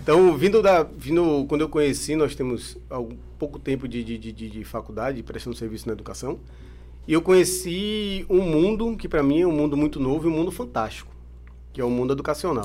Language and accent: Portuguese; Brazil; eu sou brasileiro